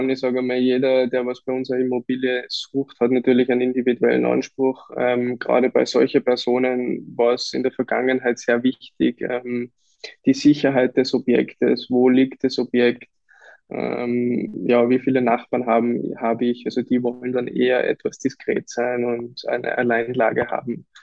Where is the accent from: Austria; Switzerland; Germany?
Austria; Lower Austria; also born or lived in Vienna; now in Kitzbühel, Austria; Also wir sind selber auch hierher gezogen, wir kommen ursprünglich aus Niederösterreich, Wien und mhm. wir haben da sofort Anschluss gefunden.